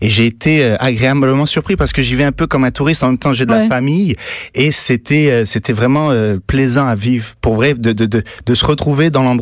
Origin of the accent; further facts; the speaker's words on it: Niger; moved away; Je suis né au Niger, en Afrique de l'Ouest.